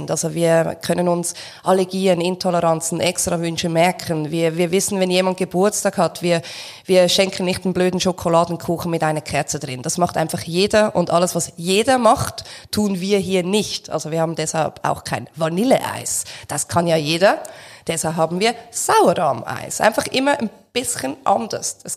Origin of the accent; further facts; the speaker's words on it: Switzerland; und ich bin ja Schweizer und nicht Deutscher